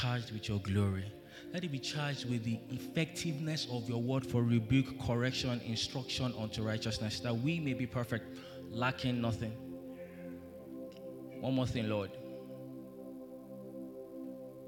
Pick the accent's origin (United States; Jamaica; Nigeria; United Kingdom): Nigeria; I grew up in Lorient